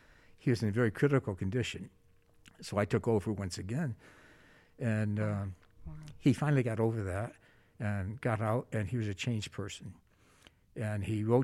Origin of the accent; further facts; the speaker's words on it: New York, United States; moved away as an adult; now in Arizona, United States; I grew up in New York State and decided to go into ministry